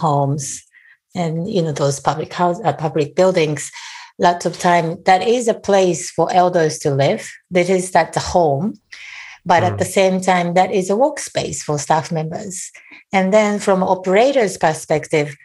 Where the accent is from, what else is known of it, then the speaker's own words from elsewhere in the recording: Japan; moved away as an adult; now in United States; I was born and raised in Japan and lived there for almost 30 years before I moved to the US.